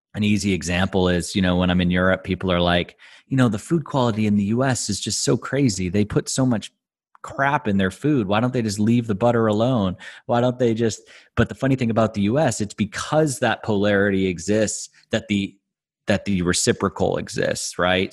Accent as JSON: {"language": "English", "town": "Boston", "region": "Massachusetts", "country": "United States", "tie": "born or raised there", "moved": "as an adult", "lives_now": "Luxembourg", "said": "I grew up in the Boston area"}